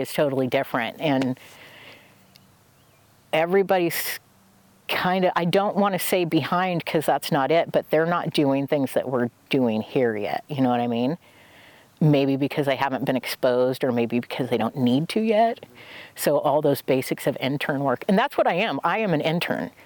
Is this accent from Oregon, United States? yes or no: yes; Oregon, United States; I'm from Oregon